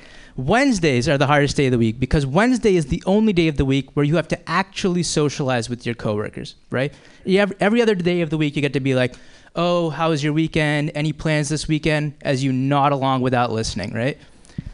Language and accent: English; Boston, Massachusetts, United States; I am from the Boston area originally